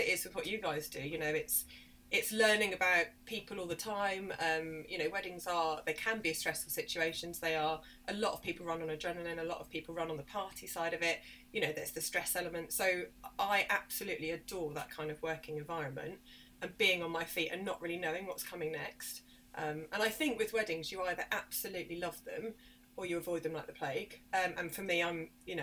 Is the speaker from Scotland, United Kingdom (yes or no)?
no; Bournemouth, South West England, United Kingdom; moved away as an adult; now in Hertfordshire, United Kingdom; So I grew up in Dorset. I grew up in Bournemouth